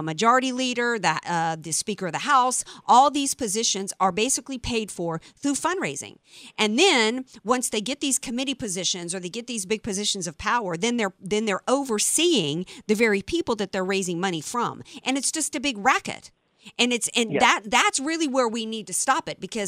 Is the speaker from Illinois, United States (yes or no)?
no; Louisiana, United States; Louisiana, my home state